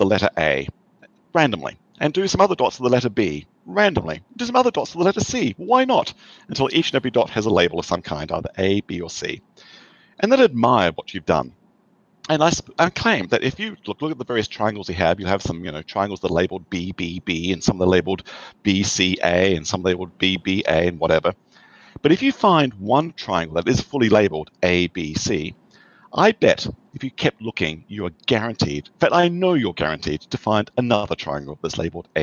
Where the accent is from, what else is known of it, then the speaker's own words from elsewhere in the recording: Australia; moved away as an adult; now in United States; I have an accent. I grew up in Australia and came to the US 30 years ago for my PhD